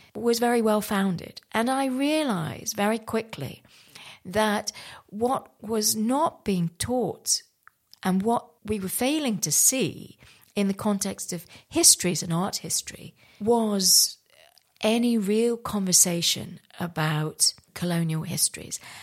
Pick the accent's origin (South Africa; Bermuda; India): India; Santiniketan, West Bengal; moved away; I was born in India, in West Bengal, in a place called Shanthaniketan